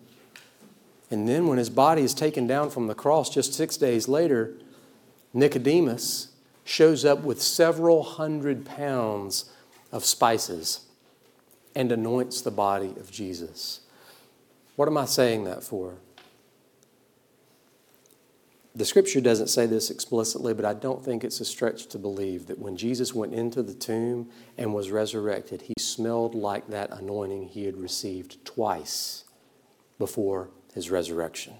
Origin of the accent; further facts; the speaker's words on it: South Georgia, United States; I was raised in South Georgia in the 90s